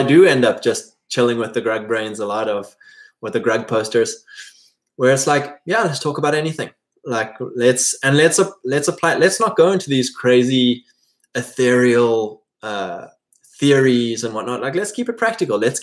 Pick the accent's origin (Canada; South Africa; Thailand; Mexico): South Africa; Drakensberg, KwaZulu-Natal; moved away as an adult; farming families in my area that I grew up in South Africa.